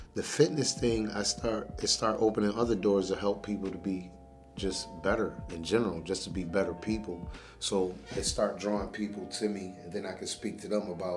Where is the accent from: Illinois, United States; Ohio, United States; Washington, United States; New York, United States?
New York, United States; Geneva; also born or lived in Rochester, New York; I was out in Geneva, New York, growing up in Geneva, New York, back and forth from there in Rochester.